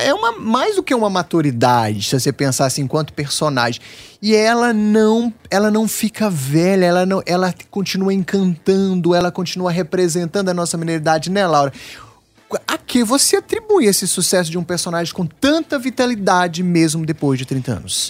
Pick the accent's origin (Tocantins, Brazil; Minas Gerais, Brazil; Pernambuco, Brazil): Minas Gerais, Brazil